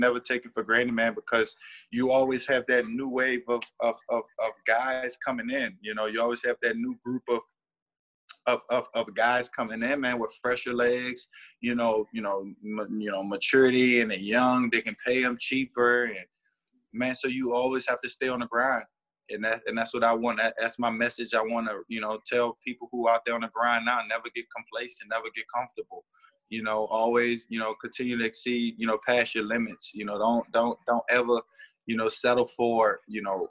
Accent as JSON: {"language": "English", "town": "New Orleans", "region": "Louisiana", "country": "United States", "tie": "born or raised there", "said": "I played for the Goretti Saints. That was my little Pee Wee team down in New Orleans East"}